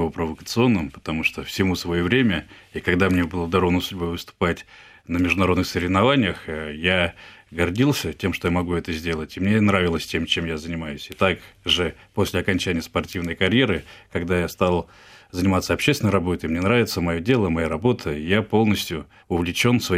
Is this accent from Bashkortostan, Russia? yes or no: yes; Ufa, Bashkortostan, Russia; also born or lived in Perm Krai; в возрасте полугода, шести месяцев меня перевезли в Уфу, и, собственно, начиная с полугода я всю свою сознательную жизнь уже жил в городе Уфа.